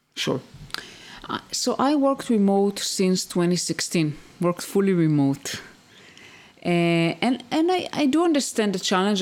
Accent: Israel; moved away as an adult; also born or lived in United States; I used to live in the US and we moved back to my home country, to Israel.

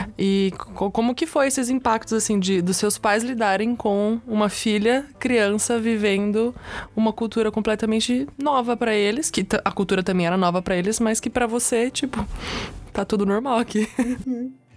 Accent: Brazil; sendo brasileira, é, quer dizer, brasileira com pais brasileiros

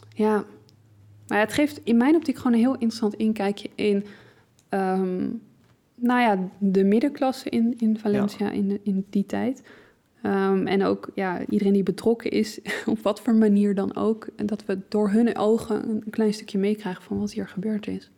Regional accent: Leiden, South Holland, Netherlands; als Leidse

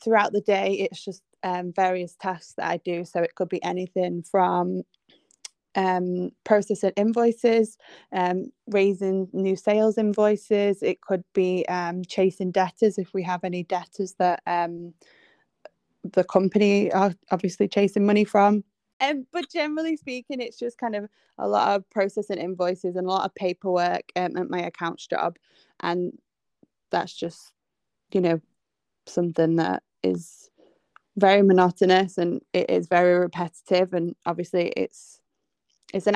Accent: England, United Kingdom; I am from England, if you can't tell by my accent.

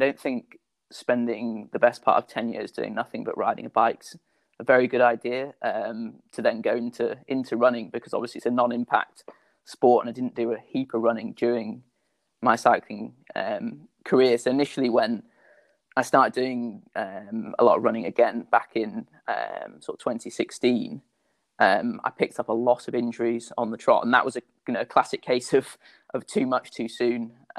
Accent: United Kingdom; I'm British international sky mountain and trail runner, represented Great Britain in both the mountain running and trail running teams.

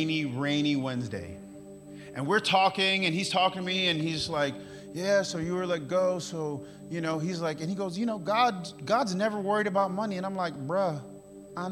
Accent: New York, United States; moved away; now I'm from New York

